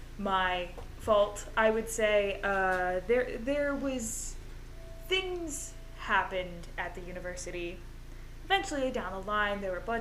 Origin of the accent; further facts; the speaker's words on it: United States; I'm American